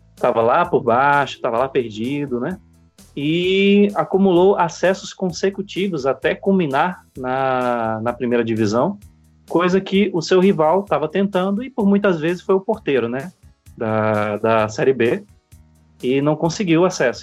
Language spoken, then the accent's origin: Portuguese; Alagoas, Brazil; no meu, no meu estado natal, lá na terra da lagoa, também conhecido como Caribe brasileiro